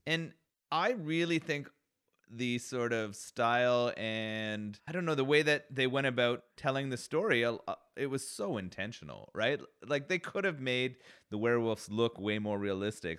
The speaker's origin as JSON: {"language": "English", "country": "Canada", "said": "as a Canadian"}